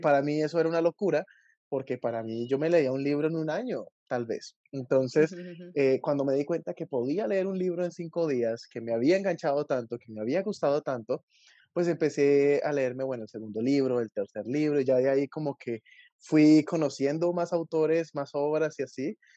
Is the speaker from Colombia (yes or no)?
yes; Colombia; yo soy de Colombia